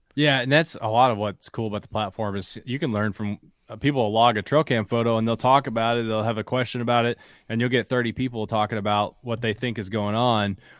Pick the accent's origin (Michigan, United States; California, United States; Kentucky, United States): Kentucky, United States; Bell County; also born or lived in Harlan, Kentucky; I was born in Harlan, grew up in Bell